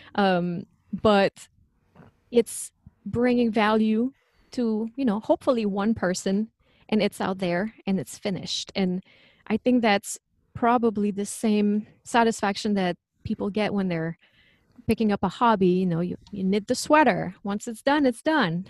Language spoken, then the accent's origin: English; Quebec, Canada; accent: French; English is a second language; moved away; I'm originally from Quebec, so that's where the French accent comes from.